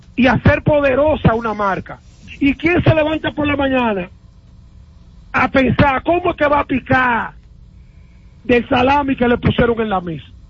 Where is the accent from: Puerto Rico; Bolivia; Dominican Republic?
Dominican Republic; nosotros nos criaron en República Dominicana